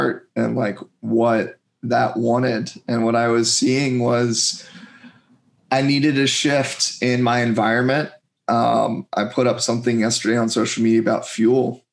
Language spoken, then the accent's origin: English; District of Columbia, United States; moved away as an adult; also born or lived in Delaware; I grew up outside of DC and I love it there